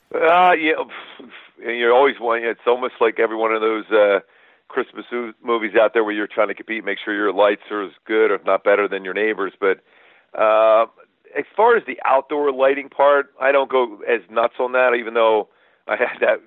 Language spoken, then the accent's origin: English; Philadelphia, Pennsylvania, United States; It was a pretty small house we grew up in Philly